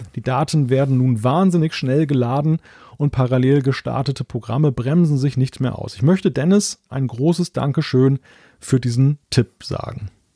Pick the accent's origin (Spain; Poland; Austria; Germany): Germany; als Deutscher